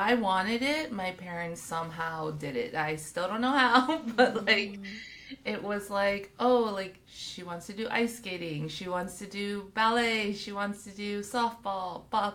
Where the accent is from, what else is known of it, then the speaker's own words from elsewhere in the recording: Hawthorne, California, United States; I grew up in Hawthorne